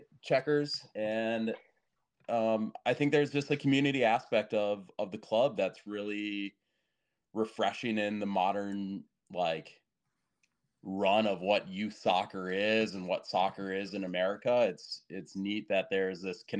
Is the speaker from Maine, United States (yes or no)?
no; Mankato, Minnesota, United States; I grew up playing soccer. I'm from Mankato, Minnesota, so small town, small club. Got as much training as I could growing up.